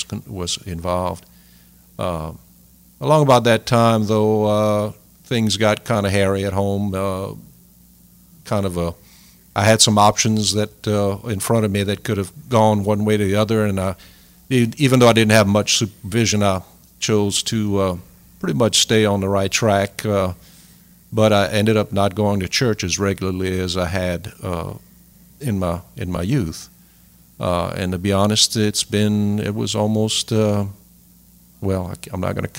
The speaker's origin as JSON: {"language": "English", "town": "Sunset", "region": "Louisiana", "country": "United States", "tie": "born or raised there", "said": "I'm from Sunset. I was born and raised there."}